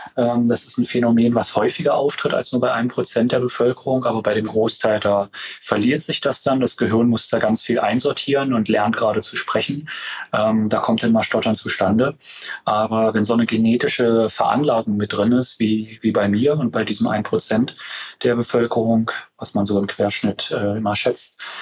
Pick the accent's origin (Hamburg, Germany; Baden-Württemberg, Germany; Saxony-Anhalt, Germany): Saxony-Anhalt, Germany; Stendal; in meiner Heimatregion, in der Altmark, in Stendal